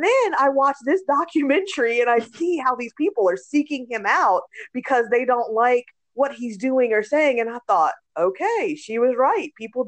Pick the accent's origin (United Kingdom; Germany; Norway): Germany; but a part of my life, I grew up in Germany and they had nude beaches, right?